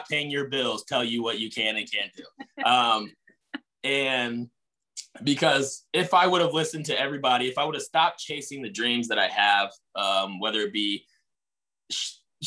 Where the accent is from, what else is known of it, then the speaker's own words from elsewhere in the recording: Indianapolis, Indiana, United States; also born or lived in Hazard, Kentucky; I was born in Hazard, Kentucky, in the country, and raised on the east side of Indianapolis